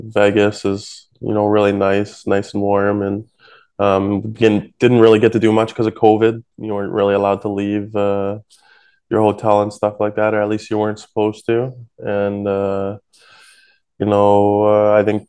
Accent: Canada; I'm Canadian

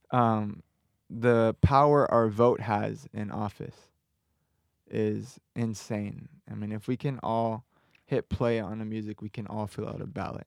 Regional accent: Southern California, United States; moved away as an adult; now in Arizona, United States; I'm from Southern California.

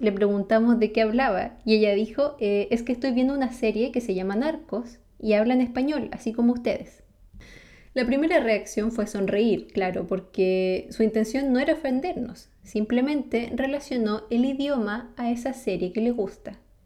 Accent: Chile; first language Spanish; mi lengua materna es el español y mi país es Chile

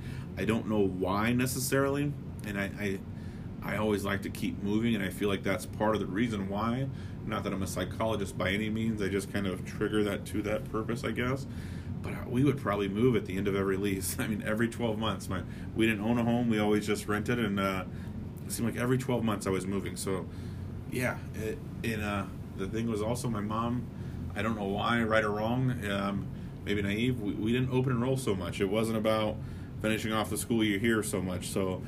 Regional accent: Palm Springs, California, United States; born there; also born or lived in Beaumont, Texas; now in Des Moines, United States; Like I said, I was born in Palm Springs, California. For whatever reason, we moved to Des Moines, Iowa. And that's where I'm at now.

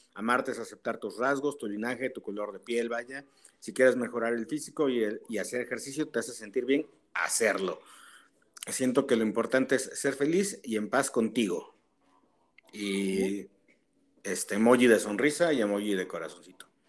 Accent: Tehuacán, Puebla, Mexico; de mi pueblo, de, Tehuacán

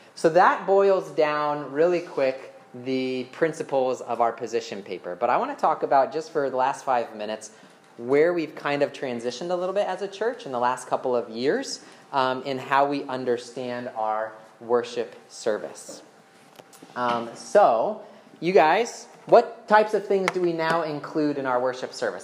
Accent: United States; we have been raised in the American culture

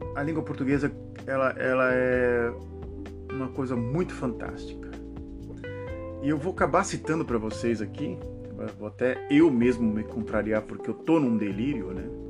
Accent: Santos, São Paulo, Brazil; moved away; eu sou da cidade de Santos

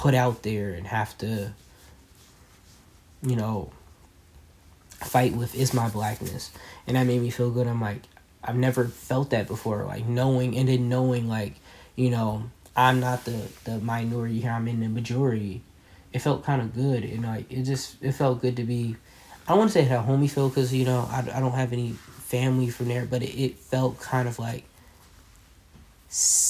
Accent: New Jersey, United States; I'm from Jersey

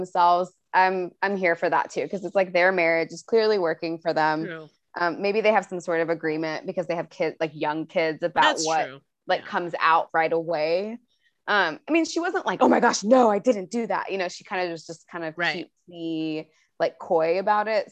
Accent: Atlanta, Georgia, United States; I'm from Atlanta

